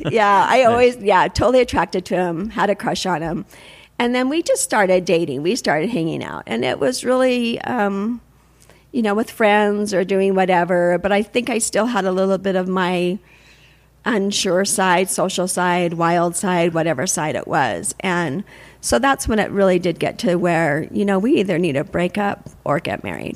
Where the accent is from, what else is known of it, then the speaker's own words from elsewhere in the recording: Salt Lake City, Utah, United States; also born or lived in Provo, Utah; I'm from here, from Salt Lake. I was born in Provo, but I've lived my whole life in Salt Lake.